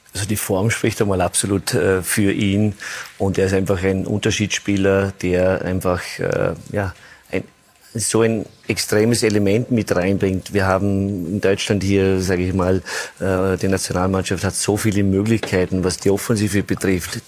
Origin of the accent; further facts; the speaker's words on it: Austria; möchte als Österreicher